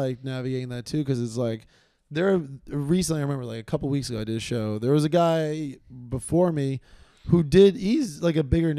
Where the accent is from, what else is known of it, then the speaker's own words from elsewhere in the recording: New York City, New York, United States; living in New York, that's the thing, like, I'm from Queens.